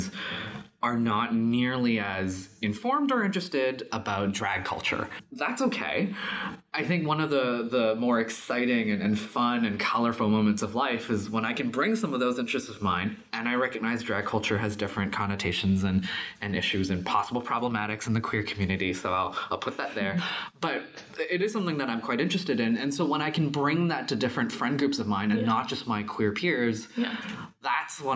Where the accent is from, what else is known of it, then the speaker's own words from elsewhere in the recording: Canada; also born or lived in China; I was born in China, but I grew up here in Canada